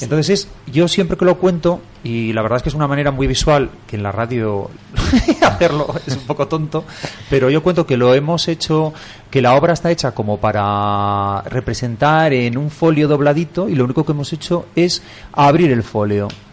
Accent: Asturias, Spain; now in Madrid, Spain; yo soy asturiano

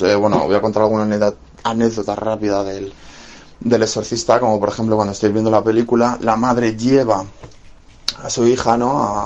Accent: Spain; siendo cinéfilo español

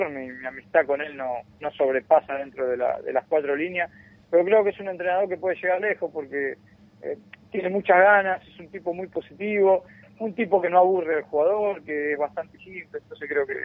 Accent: Argentina; moved away as an adult; now in Chile; soy de Argentina y acá llegué a los 24 años

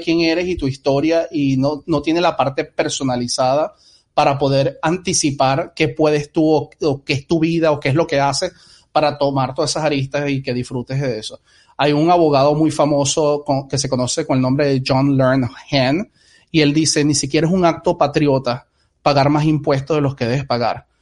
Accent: Venezuela; now in United States; muchos venimos de Venezuela

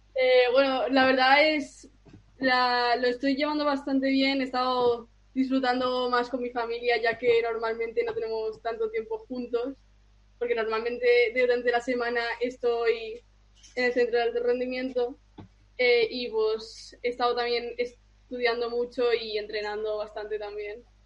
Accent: Spain; soy austriaca, pero eh, nací en España y, vivo en España

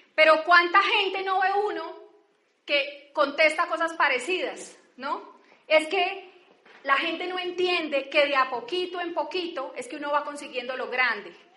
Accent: Barrancabermeja, Santander, Colombia; now in Bogotá, Colombia; yo soy de Barranca Bermeja

